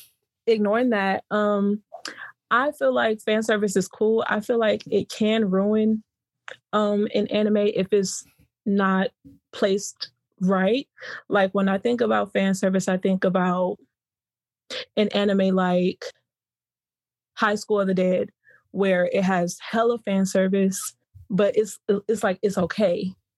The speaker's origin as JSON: {"language": "English", "town": "Houston", "region": "Texas", "country": "United States", "said": "I am from Houston, Texas."}